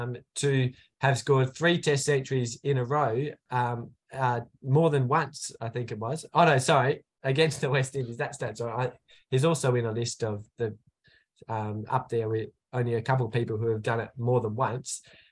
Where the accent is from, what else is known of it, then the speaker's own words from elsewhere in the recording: South Australia, Australia; South Australia, his home state, my home state